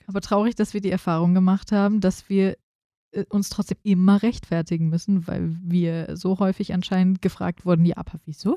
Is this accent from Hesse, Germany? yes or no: yes; Frankfurt, Hesse, Germany; als Frankfurterin